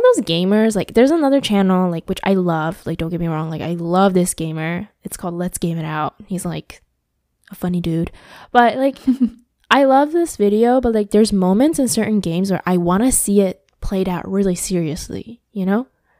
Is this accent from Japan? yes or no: yes; Aichi, Japan; moved away; we're from Aichi too